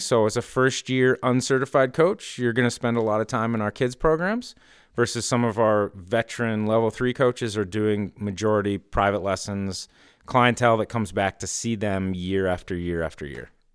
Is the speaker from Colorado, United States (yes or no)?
no; Stowe, Vermont, United States; now in Morrisville, United States; I grew up in Stowe and that's been my home base.